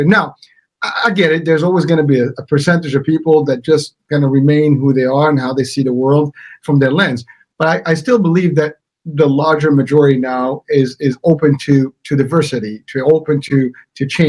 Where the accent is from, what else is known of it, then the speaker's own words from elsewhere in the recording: Morocco; now in United States; I'm from the States, but I am originally from Morocco